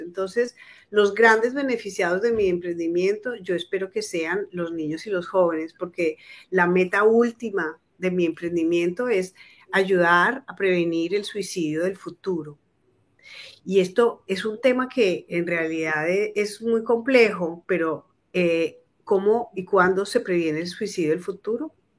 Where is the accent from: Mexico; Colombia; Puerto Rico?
Colombia; moved away as an adult; also born or lived in Bogotá, Colombia; now in Argentina; Yo soy una psicóloga colombiana que trabajó en el área de psicología educativa por 10 años en Bogotá